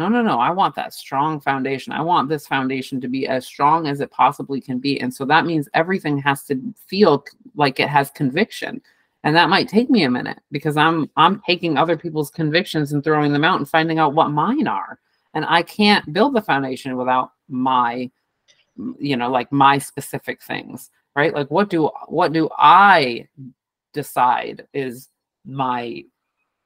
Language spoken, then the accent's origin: English; New England, United States; we grew up in New England